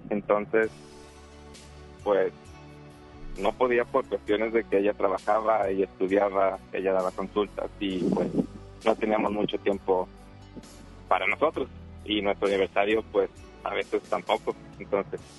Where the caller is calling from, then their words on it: San Nicolás, Nuevo León, Mexico; De aquí, de San Nicolás.